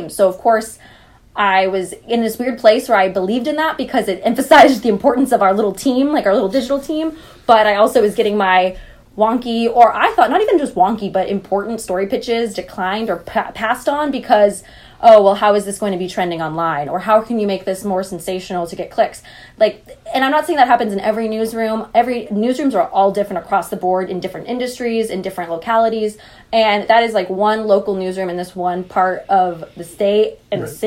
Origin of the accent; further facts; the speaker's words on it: Central Valley, California, United States; I'm from the Central Valley